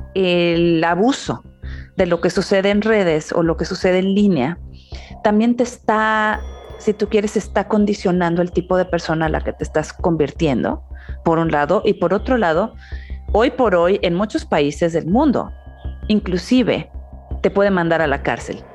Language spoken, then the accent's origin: Spanish; Mexico; now in United States; soy migrante, nací en México, vivo en Estados Unidos